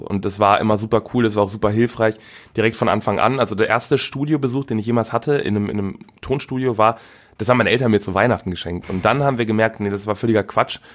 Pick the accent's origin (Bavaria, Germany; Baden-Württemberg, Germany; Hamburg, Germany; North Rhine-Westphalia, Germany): North Rhine-Westphalia, Germany; Velbert; also born or lived in Wuppertal; Aufgewachsen in Felbert. Äh, genau, und wohne immer noch da.